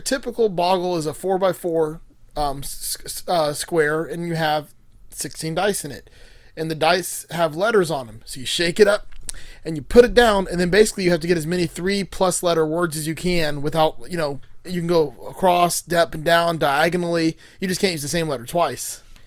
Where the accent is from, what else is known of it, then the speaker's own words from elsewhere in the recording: Miami, Florida, United States; I grew up in Miami